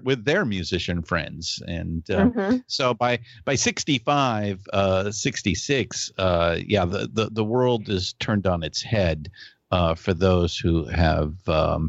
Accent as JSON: {"language": "English", "region": "California", "country": "United States", "tie": "born or raised there", "said": "both Shelly and I are born and raised in California"}